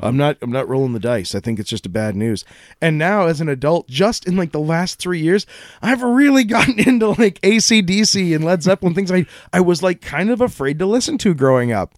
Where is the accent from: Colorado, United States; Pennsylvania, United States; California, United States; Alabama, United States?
Colorado, United States; I grew up in Colorado